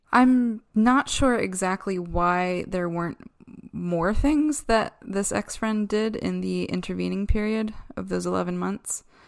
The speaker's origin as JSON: {"language": "English", "town": "Downingtown", "region": "Pennsylvania", "country": "United States", "tie": "born or raised there", "said": "my hometown of Downingtown, Pennsylvania"}